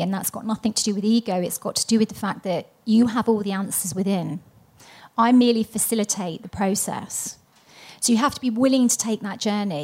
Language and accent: English; London, United Kingdom; moved away; I was born in London, England